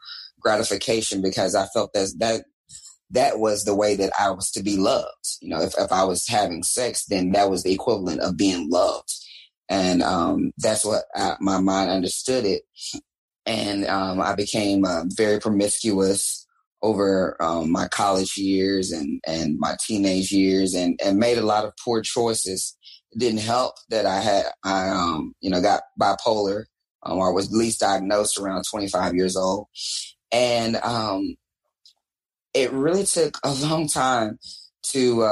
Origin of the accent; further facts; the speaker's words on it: Dallas, Texas, United States; I am talking to you live from downtown Dallas, Texas, my hometown